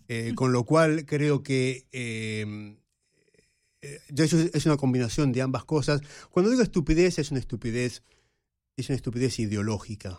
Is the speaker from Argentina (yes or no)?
yes; Argentina; moved away; Y los que crecimos en América Latina en la época de la Guerra Fría lo vivimos en carne propia. Yo recuerdo ir a la universidad en Buenos Aires